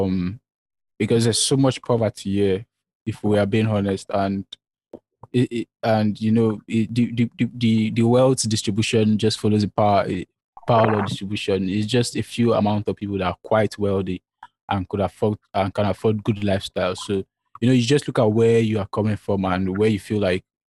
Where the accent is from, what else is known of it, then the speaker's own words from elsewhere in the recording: Nigeria; here in Nigeria